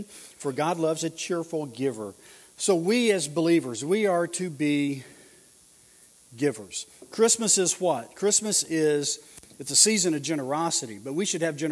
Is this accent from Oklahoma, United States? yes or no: yes; Oklahoma, United States; I'm from Oklahoma and I'm in L.A.